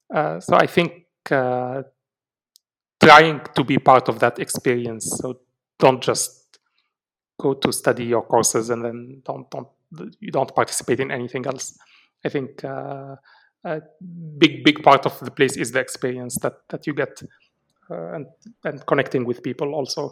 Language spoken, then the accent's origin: English; Algeria; Algeria is definitely my home country.